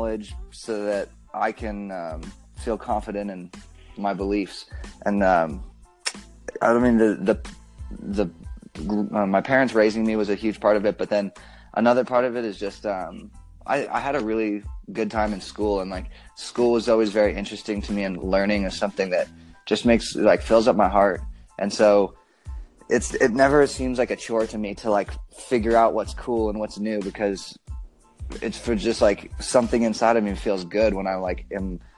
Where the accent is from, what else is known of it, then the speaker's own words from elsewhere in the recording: Bozeman, Montana, United States; now in Las Vegas, United States; stay in Bozeman, which is where I grew up, and finish high school